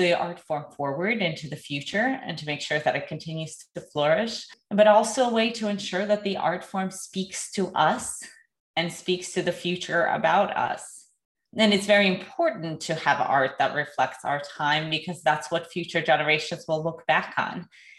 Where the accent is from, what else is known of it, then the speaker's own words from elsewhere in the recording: Saint Petersburg, Russia; moved away; I am originally from St. Petersburg, Russia.